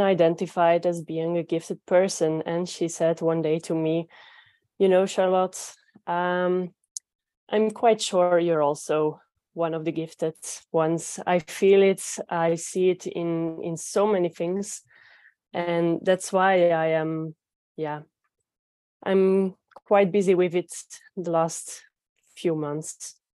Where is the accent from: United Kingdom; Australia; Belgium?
Belgium; English is a second language; I am from Belgium